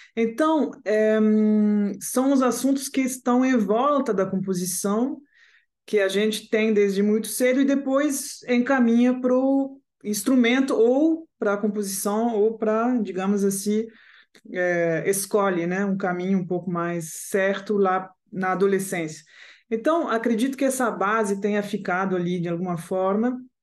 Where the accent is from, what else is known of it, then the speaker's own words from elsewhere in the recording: Paris, Île-de-France, France; Portuguese is a second language; moved away; also born or lived in Caracas, Venezuela / Strasbourg, France; eu sou francesa, digamos assim. Eu nasci na Venezuela, mas cresci na França